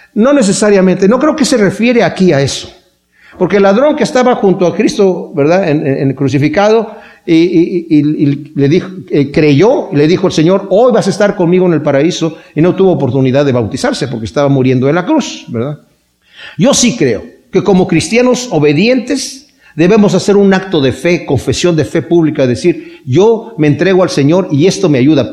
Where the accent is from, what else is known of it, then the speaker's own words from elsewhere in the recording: Mexico; así pensábamos en México